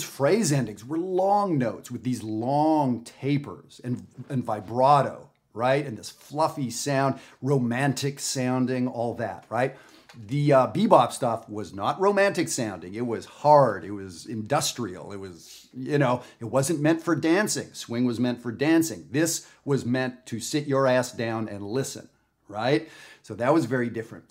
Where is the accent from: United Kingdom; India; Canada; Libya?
Canada; I'm not from the United States. I'm from Canada.